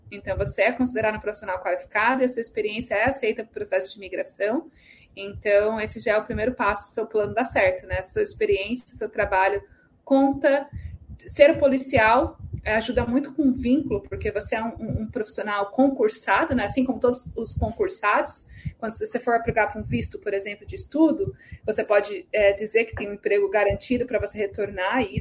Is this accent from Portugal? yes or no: no; India; Portuguese is a second language; now in Japan; eu sou da Índia e minha esposa é brasileira nós moramos no Japão.